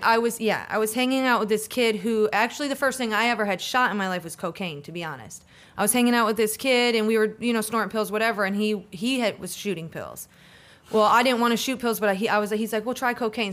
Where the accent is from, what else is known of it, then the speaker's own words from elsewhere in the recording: Hudson, Florida, United States; also born or lived in Pontiac, Michigan; my family decided to move down here to Florida when I was about eleven